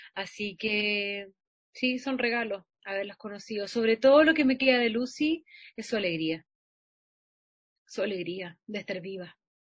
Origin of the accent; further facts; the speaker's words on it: Santiago, Santiago Metropolitan Region, Chile; en mi escuela atravesar Santiago de la Florida a Bellavista, donde queda la escuela